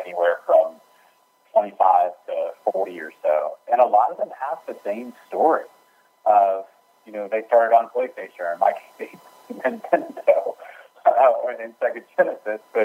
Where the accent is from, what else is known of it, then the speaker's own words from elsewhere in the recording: Central Virginia, United States; I grew up in Central Virginia